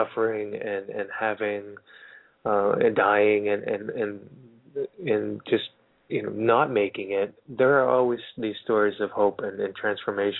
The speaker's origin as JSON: {"language": "English", "town": "Littleton", "country": "United States", "tie": "born or raised there", "moved": "yes", "lives_now": "Los Angeles, United States", "said": "my beautiful hometown of Littleton"}